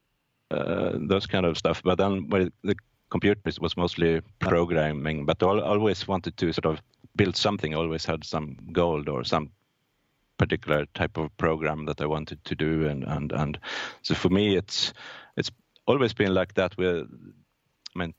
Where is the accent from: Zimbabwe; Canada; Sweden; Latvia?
Sweden; Norrköping, Östergötland; also born or lived in Gothenburg, Sweden; I'm born in Gothenburg, Sweden, but I grew up in a mid-sized town called Norrköping, in a bit south of Stockholm, Sweden.